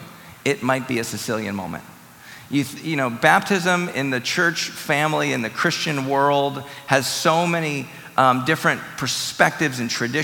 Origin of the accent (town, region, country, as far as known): Wisconsin, United States; born or raised there